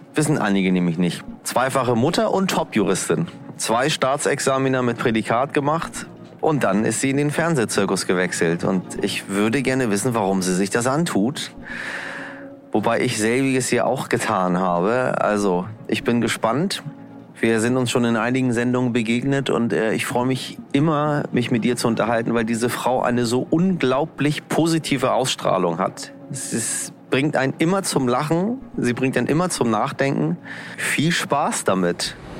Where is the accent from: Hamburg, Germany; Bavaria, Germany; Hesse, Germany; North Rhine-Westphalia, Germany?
Hamburg, Germany; accent: Hamburg; also born or lived in Berlin; dass wir Hamburger